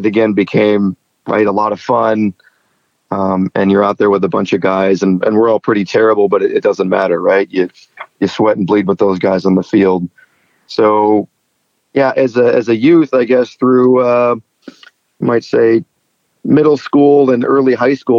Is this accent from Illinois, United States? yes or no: yes; Chicago, Illinois, United States; I grew up in the Chicago area